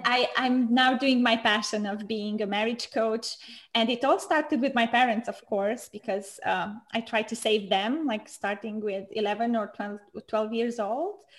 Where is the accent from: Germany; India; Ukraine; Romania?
Romania; moved away as an adult; now in Switzerland; in my country, I'm from Romania